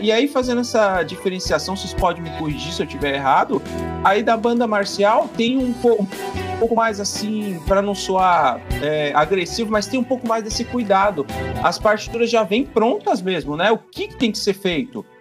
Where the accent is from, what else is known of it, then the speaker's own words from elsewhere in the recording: Peruíbe, São Paulo, Brazil; sou aqui da cidade de Peruíbe